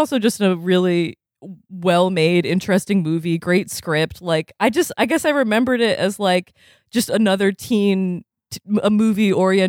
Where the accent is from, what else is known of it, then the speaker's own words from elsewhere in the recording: Vermont, United States; growing up in Vermont, which was super white